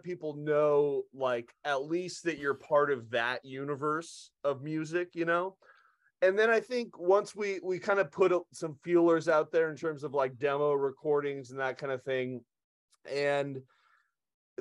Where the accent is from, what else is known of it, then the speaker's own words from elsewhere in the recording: Redding, California, United States; moved away as an adult; also born or lived in Santa Cruz, California / Bay Area, California / Los Angeles, California; now in Lansing, United States; I'm from Redding, which is way up north, about an hour from Chico.